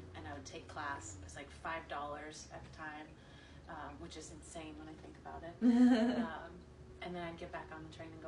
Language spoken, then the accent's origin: English; Abilene, Texas, United States; also born or lived in New York; now in Austin, United States; I grew up in West Texas.